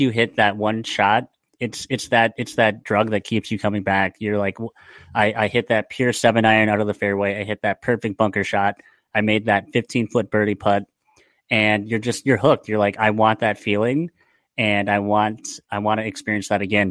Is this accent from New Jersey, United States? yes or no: no; Lake Mills, Wisconsin, United States; also born or lived in Milwaukee area; now in Milwaukee, United States; grew up in Lake Mills and yeah, now I'm, uh, now I'm in, in the Milwaukee area